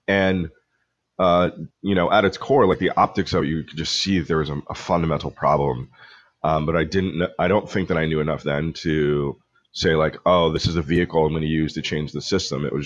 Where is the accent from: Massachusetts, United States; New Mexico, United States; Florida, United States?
Massachusetts, United States; Pepperell; also born or lived in Colombia; I grew up predominantly on the North Shore of Massachusetts up in a little town called Pepperell